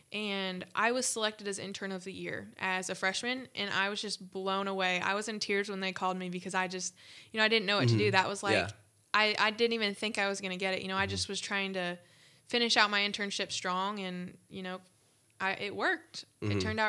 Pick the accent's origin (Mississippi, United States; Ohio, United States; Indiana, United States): Ohio, United States; So, like I said, I came from Ohio, and I came to Purdue knowing zero people, and that was so, so scary for me as a freshman